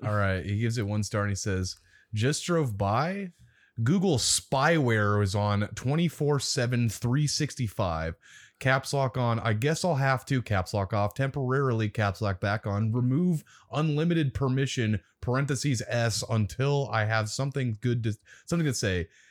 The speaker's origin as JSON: {"language": "English", "town": "Omaha", "region": "Nebraska", "country": "United States", "said": "I'm from Omaha, Nebraska"}